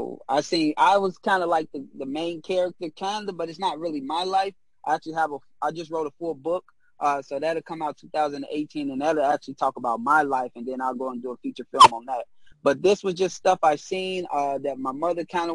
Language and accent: English; Chicago, Illinois, United States; I'm a kid from Chicago